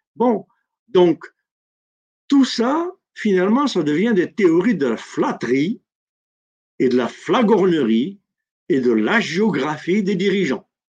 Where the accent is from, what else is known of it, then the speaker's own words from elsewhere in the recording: Algeria; Chez nous, en Algérie